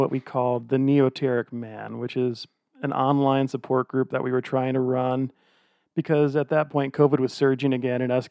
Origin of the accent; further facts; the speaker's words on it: Old Lyme, Connecticut, United States; now in Salt Lake City, United States; even though I currently reside in and own a house in Salt Lake City, Utah, I am from a little town called Old Lyme, Connecticut.